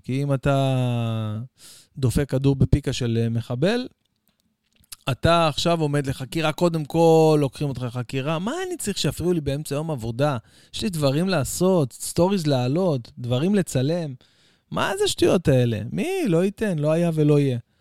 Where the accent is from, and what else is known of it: Israel